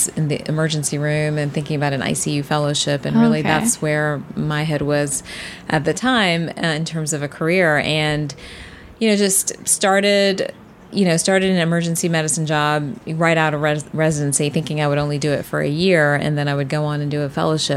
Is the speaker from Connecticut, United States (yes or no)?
no; Atlanta, Georgia, United States; From Atlanta